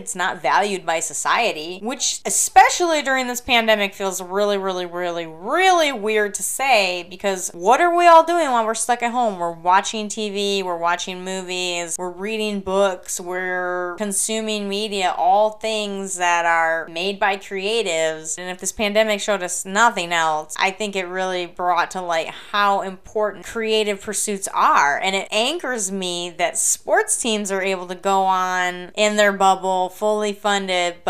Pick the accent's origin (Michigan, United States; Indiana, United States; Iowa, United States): Michigan, United States; Flint; I grew up in Flint, Michigan, home of the UAW, United Auto Workers, White Shirt Strike